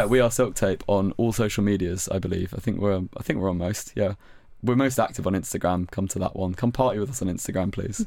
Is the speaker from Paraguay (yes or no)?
no; West Country, South West England, United Kingdom; moved away as an adult; now in Brighton, United Kingdom; I'm from the West Country in England